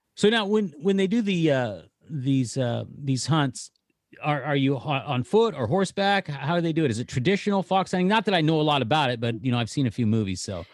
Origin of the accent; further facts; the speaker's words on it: Northern California, United States; moved away; I'm from Northern California. I mean, I lived in California a lot of years.